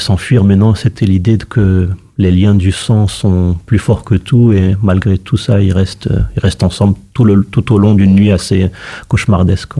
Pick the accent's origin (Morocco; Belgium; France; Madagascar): Morocco; nous au Maroc